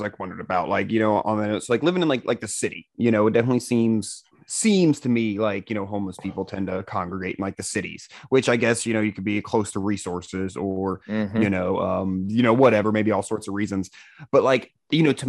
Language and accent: English; Central Florida, United States; Central Florida